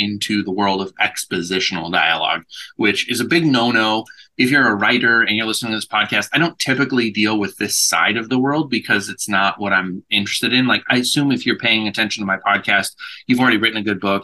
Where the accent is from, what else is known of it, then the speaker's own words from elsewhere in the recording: United States; I am very American